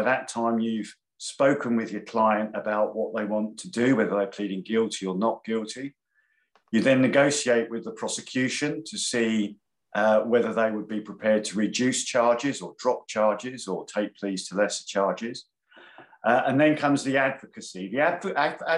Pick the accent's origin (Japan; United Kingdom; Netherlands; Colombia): United Kingdom; London; I was born in London, Camden Town, hence the Arsenal connection